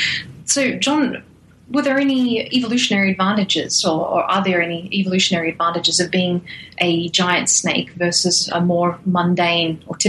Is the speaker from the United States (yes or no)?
no; Australia; moved away; I'm from Australia, so the first thing that anyone asks me whenever they find out I'm from Australia, they ask me about snakes and spiders.